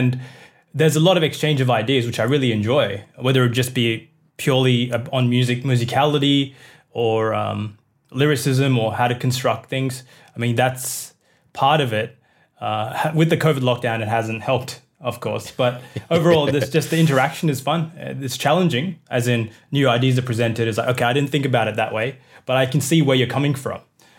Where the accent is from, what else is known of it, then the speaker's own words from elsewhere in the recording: Australia; like my upbringing as a Indian person in Australia.